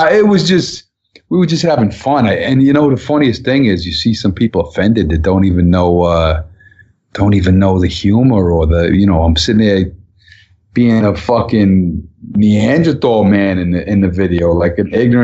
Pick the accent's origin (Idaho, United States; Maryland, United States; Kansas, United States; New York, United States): New York, United States; Long Island; Kids I grew up with in Long Island